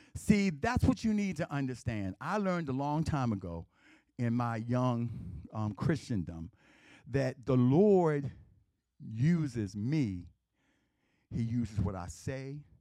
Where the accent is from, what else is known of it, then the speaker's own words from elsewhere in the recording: Baltimore, Maryland, United States; I grew up in West Baltimore. I grew, okay, my house was in West Baltimore. I grew up in East Baltimore.